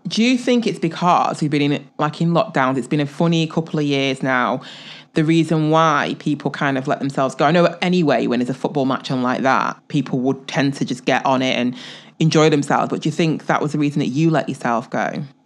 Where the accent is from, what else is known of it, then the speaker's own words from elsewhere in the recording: England, United Kingdom; I'm, I'm from England